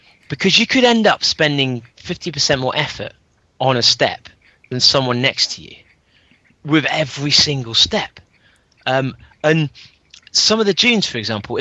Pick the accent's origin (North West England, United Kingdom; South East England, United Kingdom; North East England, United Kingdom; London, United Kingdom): London, United Kingdom; I'm up in Frimsbury in London